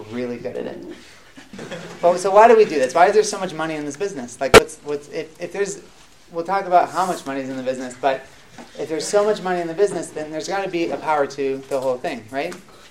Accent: Rochester, New York, United States; moved away as an adult; also born or lived in Atlanta; now in Beit Shemesh, Israel; I grew up in Rochester, New York, in upstate New York, near Buffalo

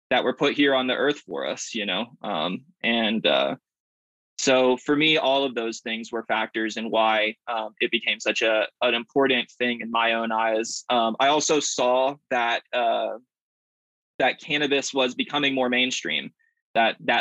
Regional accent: the South, United States; also born or lived in Atlanta, Georgia / Berkeley, California / San Rafael, California; now in Colorado, United States; I grew up in the South

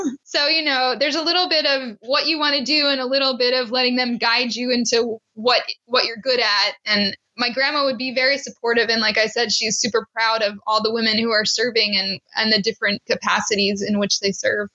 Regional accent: Maryland, United States; I'm from Maryland

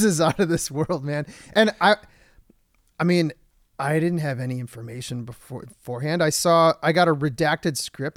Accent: Michigan, United States; now in Los Angeles, United States; I'm from Michigan

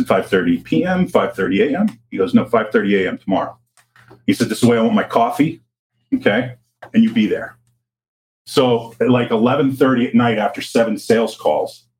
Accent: Pittsburgh, Pennsylvania, United States; moved away; I'm originally from Pittsburgh, blue collar town

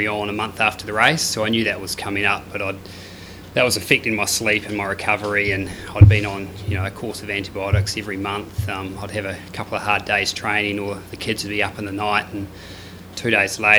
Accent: New Zealand; now in Australia; being a Kiwi living in Aussie

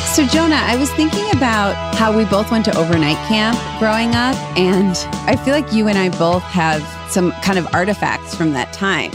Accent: Cleveland, Ohio, United States; we're from Cleveland, we just assumed everyone is like that about their hometown

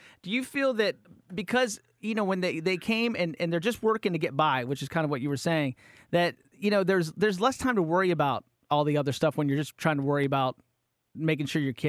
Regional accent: Appalachia, small town West Virginia, United States; I'm from Appalachia, so I'm from like small town, poor West Virginia

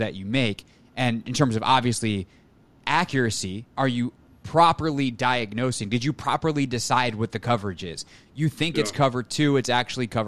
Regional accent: the Carolinas, United States; I grew up in the Carolinas watching him

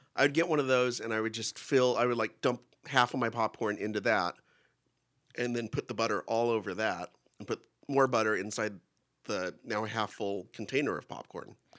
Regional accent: Kingsburg, California, United States; I grew up in Kingsburg, which is the raisin, has more raisin production than any town or city

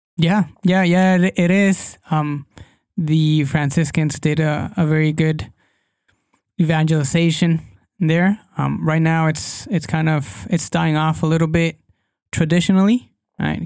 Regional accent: Guadalajara, Jalisco, Mexico; English is a second language; I'm from Guadalajara, Mexico

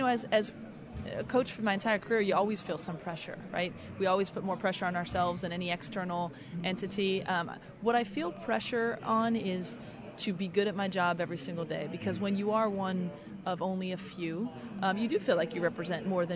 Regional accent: New York, United States; moved away as an adult; also born or lived in California; now in Cleveland, United States; I grew up in New York, but I've been in California for the last 15 years

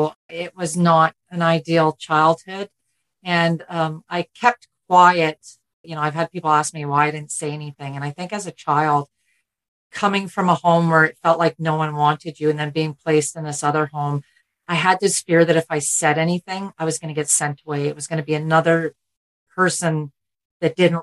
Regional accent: Ontario, Canada; Born and raised in Ontario

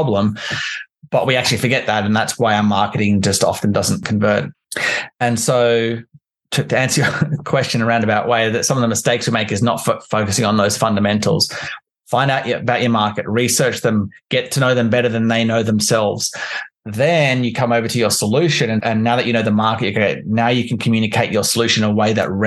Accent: Canberra, Australian Capital Territory, Australia; also born or lived in London; I'm from Canberra in Australia

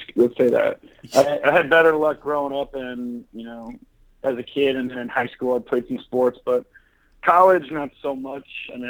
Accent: Puyallup, Washington, United States; also born or lived in LaGrange, Georgia; now in Orlando, United States; Originally from Puyallup, Washington. So I was born in LaGrange, Georgia, but I moved up there when I was about 4 years old. So yeah, I'm definitely a Seattle kid.

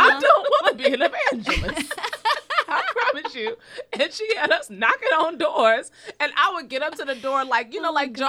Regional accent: Cleveland, Ohio, United States; But even growing up in Cleveland, we did loaves and fishes every oh, cool. at our church.

